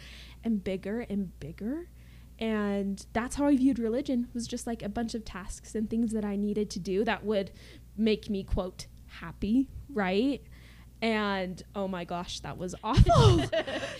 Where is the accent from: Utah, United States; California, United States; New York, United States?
Utah, United States; I'm from Utah.